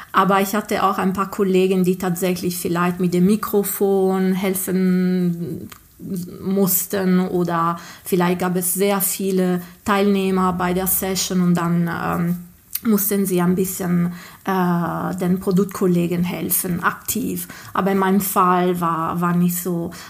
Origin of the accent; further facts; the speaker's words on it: Ghilarza, Sardinia, Italy; German is a second language; ich bin äh, Italienerin und komme aus Sardinien äh, ursprünglich. Also meine, ähm, aus einem kleinen Dorf, ähm, das heißt Gilarza